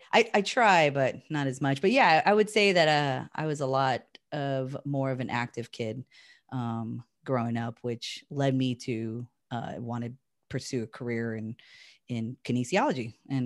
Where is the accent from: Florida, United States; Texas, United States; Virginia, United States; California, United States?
California, United States; also born or lived in Hawaii; I'm originally from Hawaii and I lived there till I was about 5 and we moved to California.